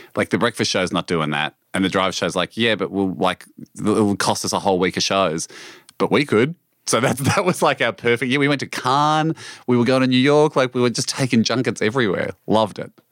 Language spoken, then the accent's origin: English; Australia; this is, of course, my home country